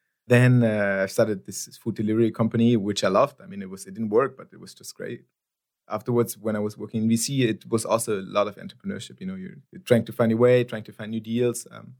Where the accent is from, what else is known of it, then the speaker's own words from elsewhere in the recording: Nigeria; English is a second language; You know, I'm Nigerian national.